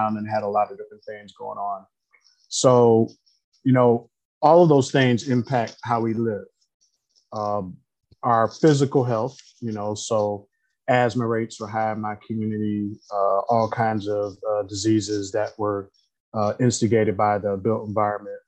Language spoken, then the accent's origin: English; Detroit, Michigan, United States; I grew up in Detroit, Michigan, on the east side of Detroit